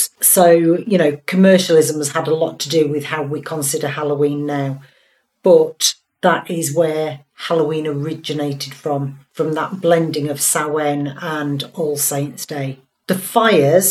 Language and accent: English; Hull, Yorkshire and the Humber, United Kingdom; I'm from Hull